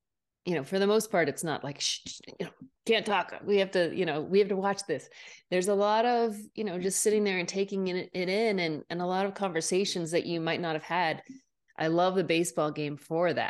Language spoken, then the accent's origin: English; Portsmouth, New Hampshire, United States; I am originally from Portsmouth, New Hampshire. So right on the seacoast.